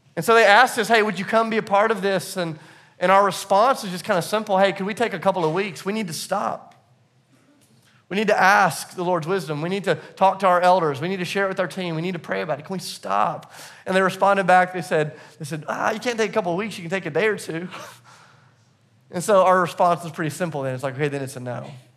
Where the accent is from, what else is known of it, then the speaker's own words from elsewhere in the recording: the South, United States; I'm from the South